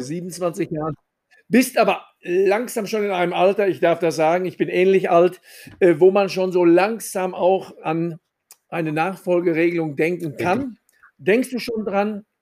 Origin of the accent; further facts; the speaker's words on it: Sauerland, North Rhine-Westphalia, Germany; als Sauerländer